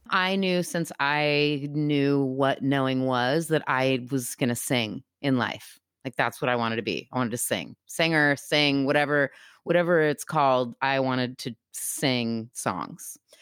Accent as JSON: {"language": "English", "country": "United States"}